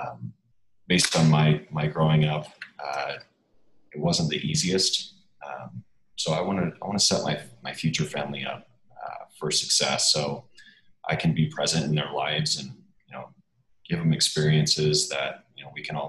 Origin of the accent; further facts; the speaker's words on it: Minnesota, United States; I'm from Minnesota, so naturally I grew up on the lake